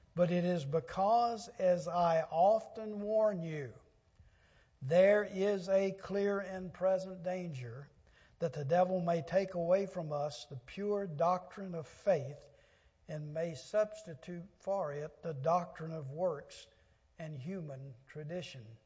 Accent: Louisiana Delta, United States; I grew up in the Louisiana Delta on a farm in my younger days

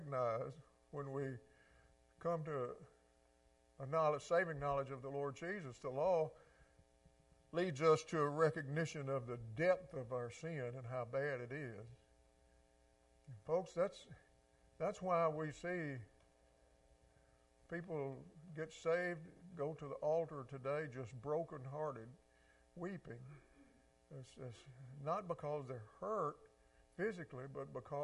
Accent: Mississippi Delta, United States; I grew up in the Delta too, just on the other side of the river

